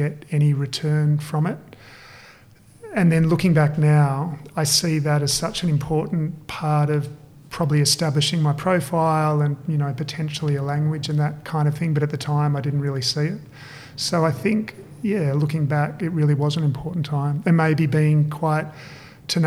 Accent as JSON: {"language": "English", "town": "Perth", "region": "Western Australia", "country": "Australia", "tie": "born or raised there", "moved": "as an adult", "lives_now": "Sydney, Australia", "said": "I grew up in Perth and I moved to Sydney to study industrial design."}